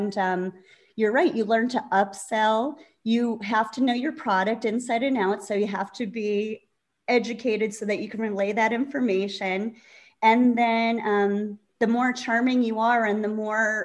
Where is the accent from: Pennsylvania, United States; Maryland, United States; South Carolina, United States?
Pennsylvania, United States; Scranton; moved away; I'm from Scranton, Pennsylvania.